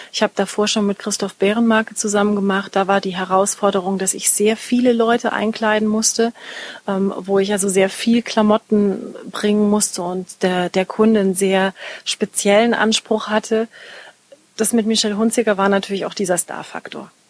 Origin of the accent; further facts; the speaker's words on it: Munich, Bavaria, Germany; Als ich 14 war, habe ich in München Tanzkurs gemacht. Ich komme aus München.